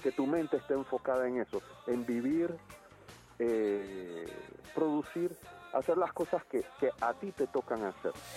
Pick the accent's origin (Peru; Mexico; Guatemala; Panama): Panama; yo soy panameño